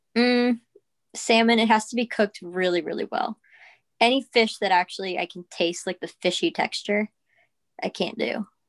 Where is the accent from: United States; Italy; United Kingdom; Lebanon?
United States; Peekskill, New York; I am from Peekskill, New York